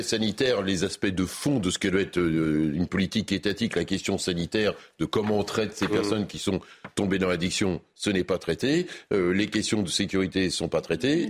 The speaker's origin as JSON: {"language": "French", "town": "Le Havre", "region": "Normandy", "country": "France", "tie": "born or raised there", "said": "quand j'étais enfant au Havre"}